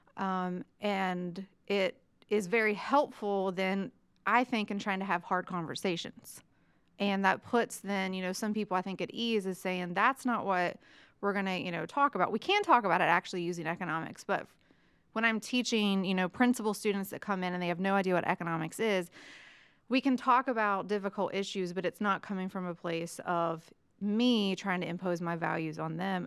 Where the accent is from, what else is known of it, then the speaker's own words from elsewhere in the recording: West Virginia, United States; moved away as an adult; also born or lived in Mississippi; now in Chattanooga, United States; I grew up in West Virginia